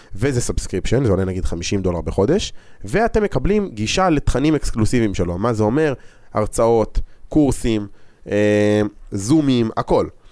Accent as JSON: {"language": "Hebrew", "country": "Israel", "said": "אנחנו ישראלים"}